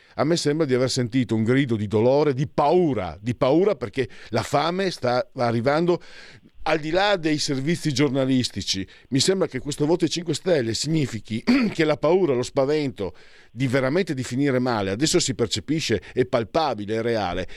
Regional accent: Friuli-Venezia Giulia, Italy; dalle mie parti in friulano

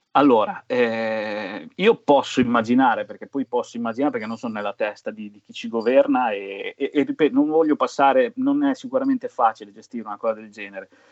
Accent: Emilia-Romagna, Italy; essendo romagnolo, bagni al mare, proloco che organizzavano.

